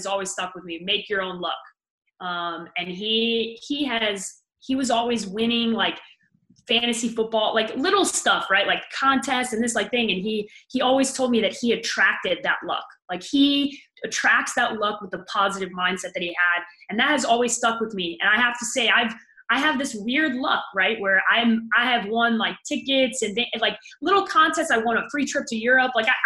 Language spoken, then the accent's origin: English; Chicago, Illinois, United States; I'm a Chicagoan